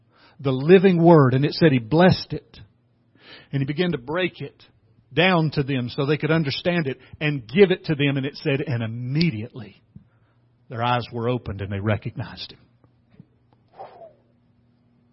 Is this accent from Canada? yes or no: no; the South, United States; I'm from the South